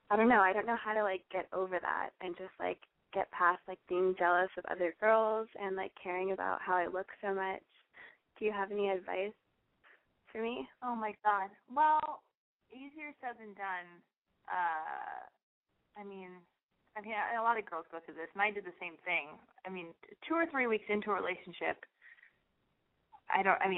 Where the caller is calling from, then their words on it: San Diego, California, United States; I'm 18 and I'm calling from San Diego.